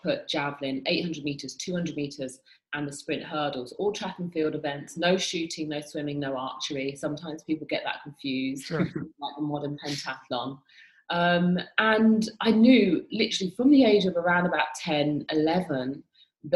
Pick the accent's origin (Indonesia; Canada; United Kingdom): United Kingdom; moved away; I'm from the UK, I'm British.